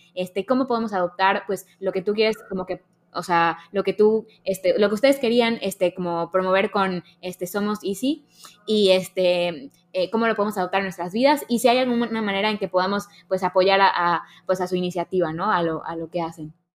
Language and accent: Spanish; Mexico; a los mexicanos nos pasa un poco que decimos como, no, es que los mexicanos somos así